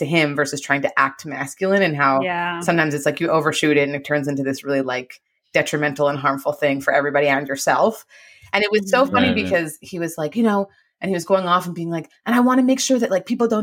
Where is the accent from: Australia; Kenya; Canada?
Canada; moved away as an adult; now in Los Angeles, United States; I'm Canadian.